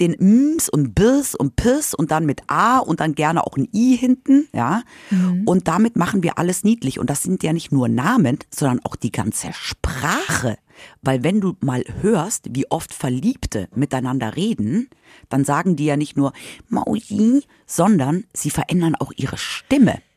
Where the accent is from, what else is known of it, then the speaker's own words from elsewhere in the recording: Munich, Bavaria, Germany; moved away as an adult; now in Hanover, Germany; ich komme ja aus München